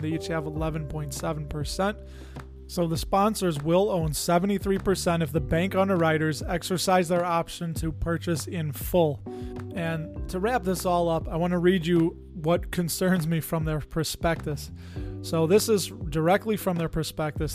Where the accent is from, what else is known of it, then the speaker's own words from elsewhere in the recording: Chicago, Illinois, United States; Growing up in the Chicago area, there was a lot of Latin and a lot of Italian people that I grew up around